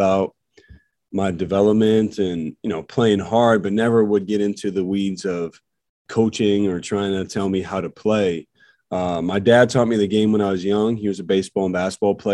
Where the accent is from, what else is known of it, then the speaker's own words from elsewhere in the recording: Illinois, United States; where I'm from, Illinois